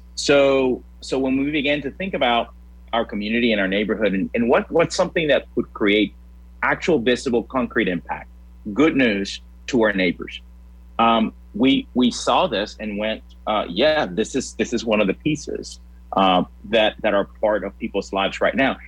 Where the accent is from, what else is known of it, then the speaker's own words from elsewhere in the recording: Puerto Rico; also born or lived in Louisiana; now in Lincoln, United States; I'm originally from Puerto Rico